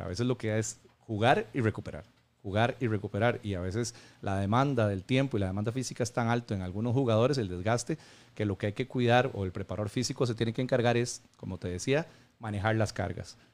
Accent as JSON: {"language": "Spanish", "country": "Costa Rica", "said": "como buen tico"}